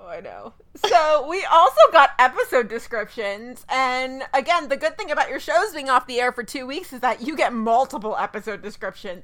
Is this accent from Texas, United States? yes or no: yes; Dallas, Texas, United States; my hometown teams